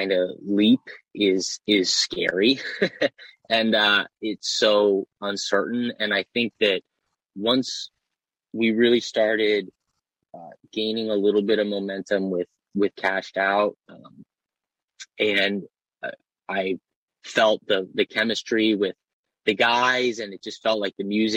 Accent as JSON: {"language": "English", "town": "Baltimore", "region": "Maryland", "country": "United States", "said": "I'm from Baltimore"}